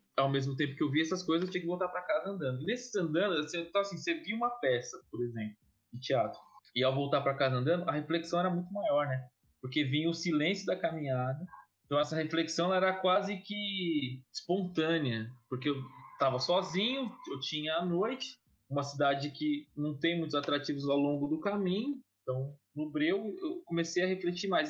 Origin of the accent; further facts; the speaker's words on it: Guarulhos, São Paulo, Brazil; eu nasci em São Paulo, capital, mas fui, fui, fui para Guarulhos com nove, oito, nove anos, fui criança